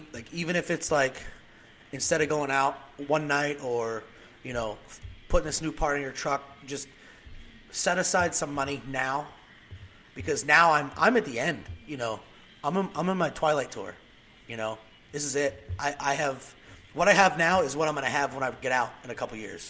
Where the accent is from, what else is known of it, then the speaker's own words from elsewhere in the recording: Pennsylvania, United States; moved away as an adult; I'm from Pennsylvania